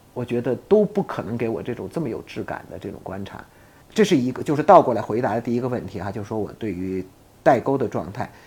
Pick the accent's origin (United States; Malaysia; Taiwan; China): China; 我作为一个中国的公民哈，作为一个 从来没有，迟疑的说我是一个中国人的这样的一个人